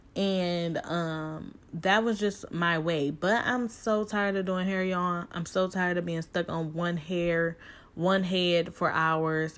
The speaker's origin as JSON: {"language": "English", "town": "Cleveland", "region": "Ohio", "country": "United States", "said": "I am from Cleveland, Ohio"}